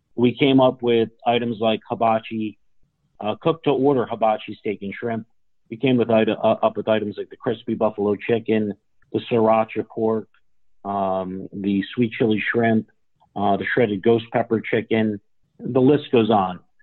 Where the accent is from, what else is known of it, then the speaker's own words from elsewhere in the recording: Newark, New Jersey, United States; I grew up in Newark, New Jersey